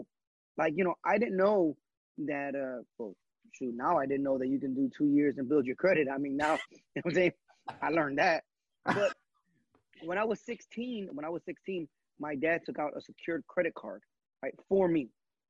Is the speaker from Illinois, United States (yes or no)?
yes; Humboldt Park, Illinois, United States; now in Winnetka, United States; me growing up in Humble Park, just a lot of stuff that I didn't know, you know, that would give me financial freedom. Now that I live in Winnetka